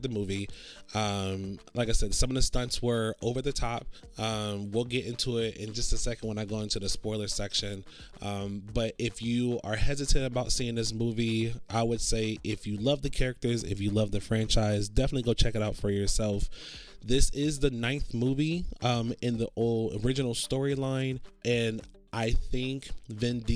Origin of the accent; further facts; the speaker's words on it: Orlando, Florida, United States; now in Los Angeles, United States; I grew up in Orlando, and there's theaters over there, but it's not as much as it is over here